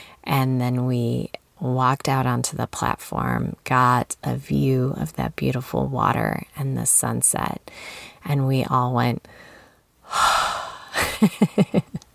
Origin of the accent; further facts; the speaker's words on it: Illinois, United States; moved away; I'm from Illinois